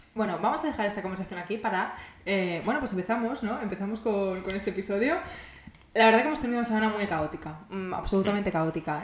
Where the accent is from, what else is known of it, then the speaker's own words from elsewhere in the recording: Barcelona, Catalonia, Spain; yo soy de Barcelona, yo quiero vivir en Barcelona para siempre